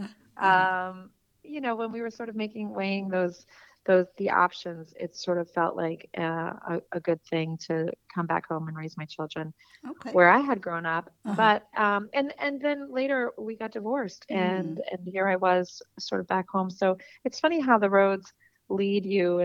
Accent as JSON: {"language": "English", "town": "Allentown", "region": "Pennsylvania", "country": "United States", "tie": "born or raised there", "also_born_or_lived": "Washington, D.C. / New York", "moved": "as an adult", "said": "I grew up in a in Allentown"}